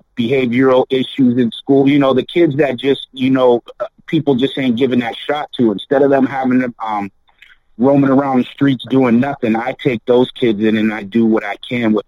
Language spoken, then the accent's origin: English; Erie, Pennsylvania, United States; I'm from Erie, Pennsylvania.